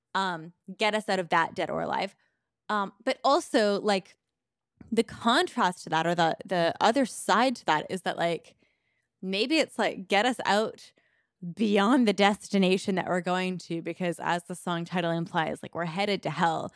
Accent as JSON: {"language": "English", "country": "Canada", "said": "I'm too Canadian"}